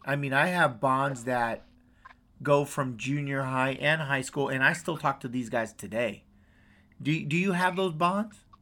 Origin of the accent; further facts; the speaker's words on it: West Coast, United States; I'm from the West Coast